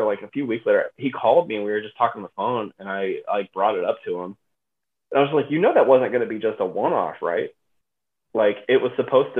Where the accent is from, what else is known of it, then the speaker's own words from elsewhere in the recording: Texas, United States; now in Cleveland, United States; I grew up in Texas, so I was a Spurs fan when I was a kid